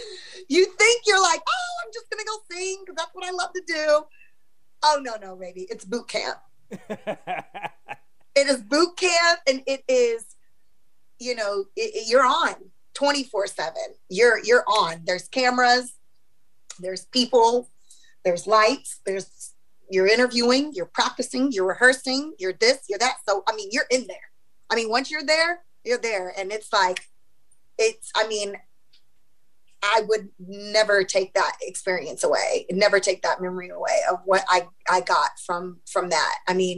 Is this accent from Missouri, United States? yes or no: yes; Missouri, United States; I mean, you know, I'm from Missouri, so Kansas City Chiefs all day.